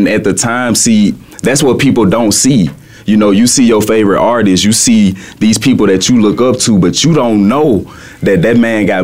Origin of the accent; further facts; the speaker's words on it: Birmingham, Alabama, United States; accent: Southern drawl; now in Phoenix, United States; I'm from Birmingham, Alabama originally, so I always have had that Southern style in me, you know, and when you hear the music, you hear me speaking right now, you can hear the Southern draw